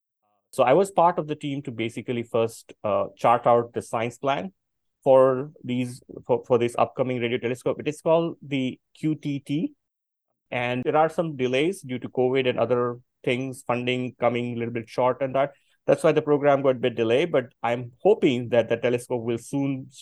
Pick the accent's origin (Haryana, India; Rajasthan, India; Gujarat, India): Gujarat, India; Botad; also born or lived in Bhavnagar, India; I come from a very small town in India called Botad, where I initially did my schooling